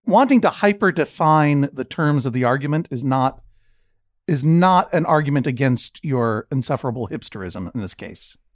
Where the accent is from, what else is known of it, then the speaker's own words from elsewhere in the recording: Boston, Massachusetts, United States; I'm from Boston